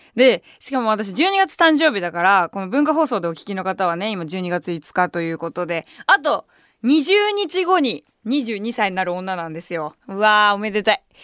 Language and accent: Japanese; Kanto, Japan; 関東から来た年下